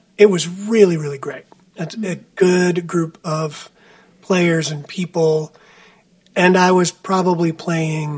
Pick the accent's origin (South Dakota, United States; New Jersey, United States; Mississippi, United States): New Jersey, United States; moved away as an adult; also born or lived in Boston / Texas; I grew up on the East Coast of the United States in New Jersey, very close to New York City